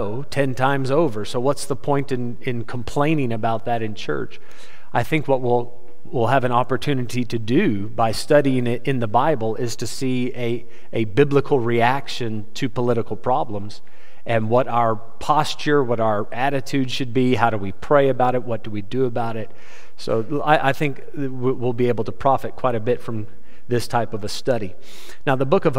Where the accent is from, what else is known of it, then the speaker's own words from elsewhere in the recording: United States; I'm an American